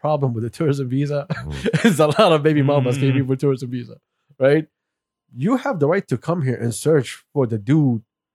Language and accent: English; United States; I grew up in the States